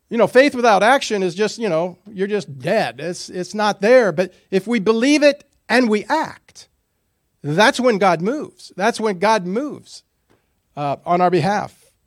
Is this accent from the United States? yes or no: yes; United States